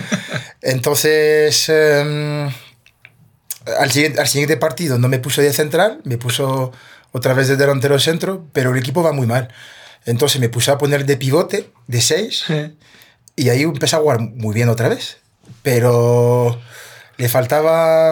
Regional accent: a town 30 km south of Paris, Île-de-France, France; Spanish is a second language; moved away as an adult; also born or lived in Martinique (parents' origin) / Spain; crecí yo en un pueblo a 30 kilómetros de París, al sur de París

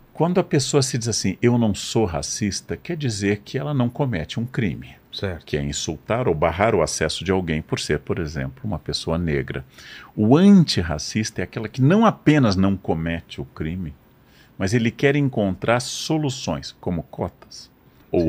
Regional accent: Brazil; eu sendo brasileiro

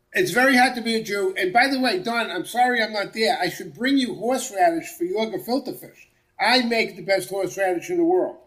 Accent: Central Massachusetts, United States; I grew up in Central Massachusetts

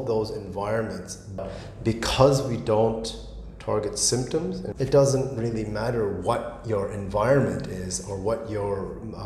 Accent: Tokyo, Japan; moved away as an adult; also born or lived in United States / United Kingdom; now in Singapore; I'm born and raised in Tokyo.

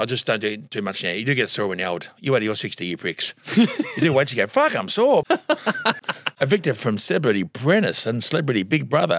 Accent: Tasmania, Australia; But I am from Tasmania.

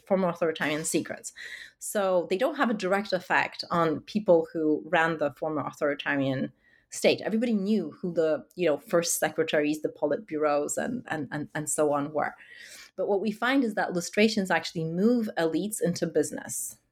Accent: Warsaw, Masovian Voivodeship, Poland; my own experiences of you know growing up in Warsaw

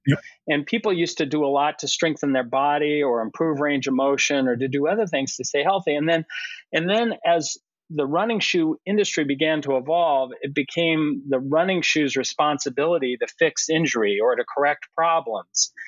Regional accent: Colorado, United States; moved away as an adult; now in Boston area, United States; I grew up in Colorado

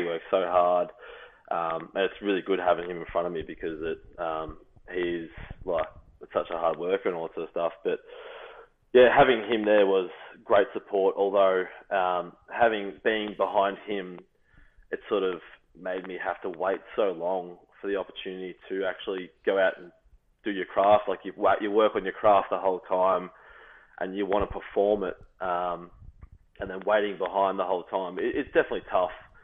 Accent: Australia; moved away as an adult; now in Illinois, United States; being another Australian

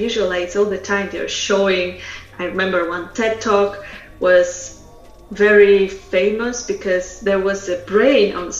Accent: Russia; English is a second language; moved away as an adult; also born or lived in Poland; Polish is not my first language because originally I am from Russia, and I moved to Poland after some time knowing Russian and English

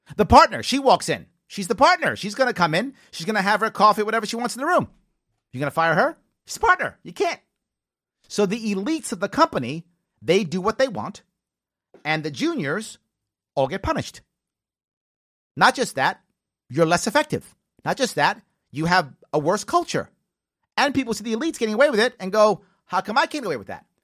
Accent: New York City, New York, United States; I'm from the Bronx

